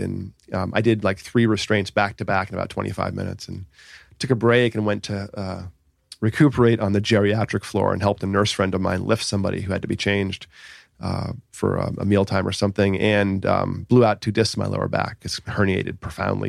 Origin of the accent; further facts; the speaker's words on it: Boston, Massachusetts, United States; now in Southern California, United States; I grew up in uh, the Boston area, south of Boston